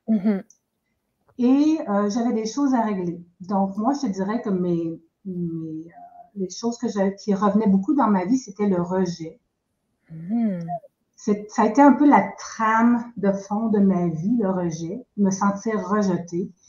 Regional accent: Quebec, Canada; now in New Brunswick, Canada; Euh, je suis maintenant au Nouveau-Brunswick, qui est tout à fait à l'est du Canada. J'ai grandi euh, au Québec.

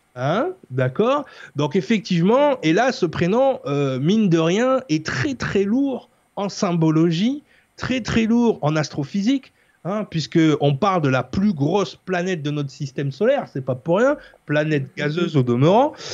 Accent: France; pour nous en tant que Français

